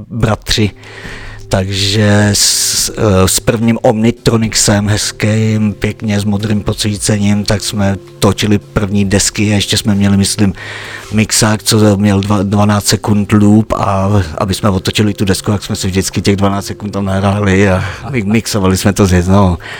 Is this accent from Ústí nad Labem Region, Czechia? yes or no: yes; Žabovřesky nad Ohří, Ústí nad Labem Region, Czechia; also born or lived in Břežany / Spain; tady jsem se narodil v Roudnici, ale v Břežanech jsem žil pět let a potom už v Žabovřeskách nad Ohří